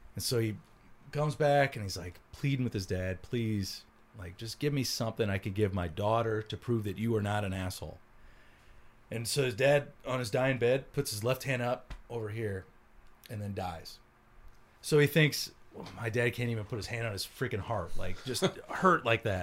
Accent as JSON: {"language": "English", "country": "United States", "tie": "born or raised there", "said": "how I grew up was I, right on the Mississippi River"}